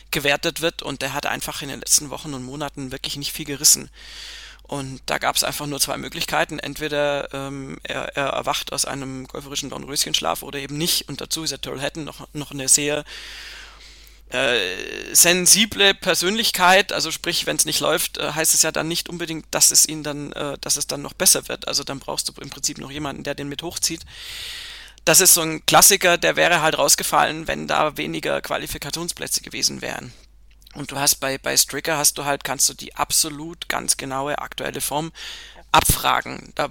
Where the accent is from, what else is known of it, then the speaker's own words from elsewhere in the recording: Italy; German is a second language; jetzt als Italiener jetzt auch mal gesprochen.